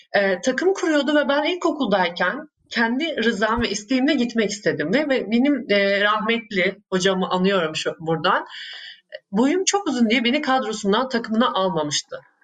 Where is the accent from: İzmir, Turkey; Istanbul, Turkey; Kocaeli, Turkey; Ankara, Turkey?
Ankara, Turkey; Ankara'da büyüdüm.